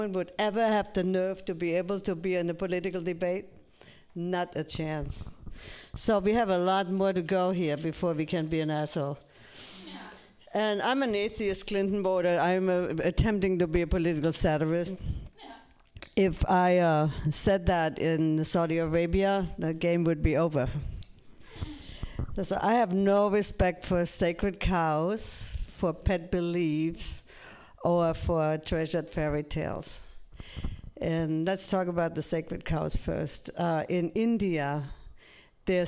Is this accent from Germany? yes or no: yes; Germany; now in United States; I'm originally from Germany, the land of the thinkers and Hitler